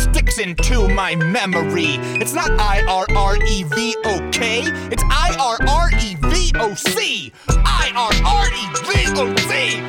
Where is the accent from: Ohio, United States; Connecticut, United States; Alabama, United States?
Ohio, United States; Cincinnati; my hometown of Cincinnati